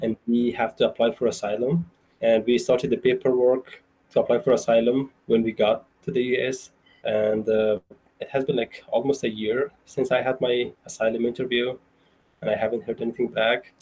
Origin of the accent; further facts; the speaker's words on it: central Afghanistan, Afghanistan; moved away as an adult; now in Idaho Falls, United States; I grew up in Afghanistan